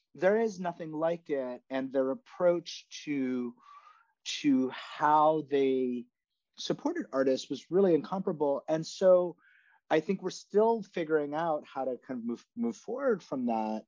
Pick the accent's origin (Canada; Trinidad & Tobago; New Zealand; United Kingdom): Canada; now in New York City, United States; I'm from Canada, and I've like seen different models back in my home country.